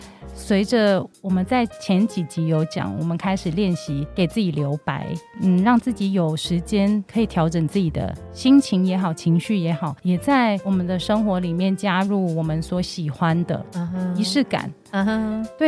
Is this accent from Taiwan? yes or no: no; Hong Kong; 我现在是全职妈妈，我有两个男孩，一个五岁，一个九岁。那我是香港人，